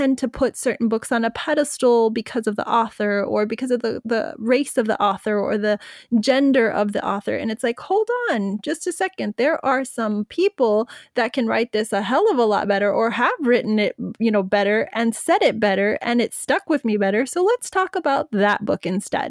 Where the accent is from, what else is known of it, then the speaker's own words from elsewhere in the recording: United States; I'm American. I'm proud to be an American.